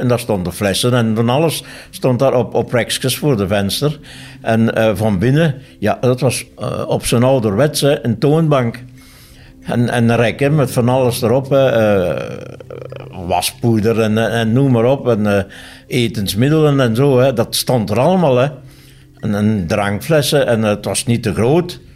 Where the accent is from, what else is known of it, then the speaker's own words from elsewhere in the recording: Neerrepen, Flanders, Belgium; also born or lived in Tongeren; ik ben afkomstig uit Nerem